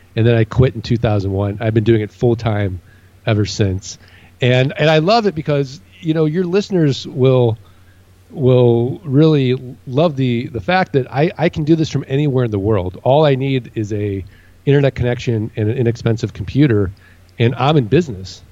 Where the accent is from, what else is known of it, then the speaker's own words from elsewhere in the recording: St. Louis, Missouri, United States; moved away as an adult; now in Phoenix, United States; I grew up in St. Louis.